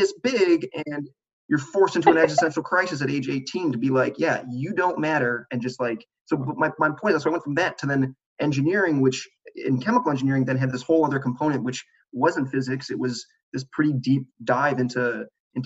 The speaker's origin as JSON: {"language": "English", "town": "Chicago", "region": "Illinois", "country": "United States", "moved": "yes", "said": "I'm from Chicago. So my family was in Chicago"}